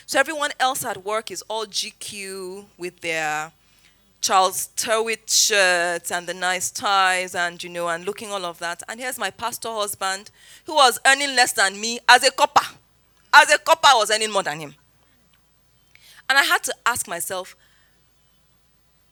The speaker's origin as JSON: {"language": "English", "town": "Zaria", "region": "Kaduna State", "country": "Nigeria", "tie": "born or raised there", "also_born_or_lived": "Lagos", "moved": "as an adult", "said": "I grew up in Zaria, came to Lagos for service year, NYSC"}